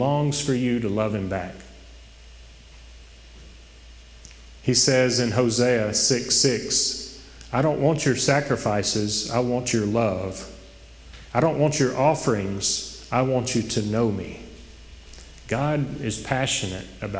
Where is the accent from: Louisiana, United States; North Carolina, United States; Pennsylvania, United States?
Louisiana, United States; Oak Grove; I'm from Oak Grove, small town, went to the Goodwill Church. When I was a kid